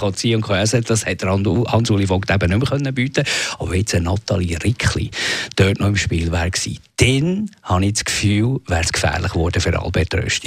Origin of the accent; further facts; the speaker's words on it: Bern, Switzerland; als Berner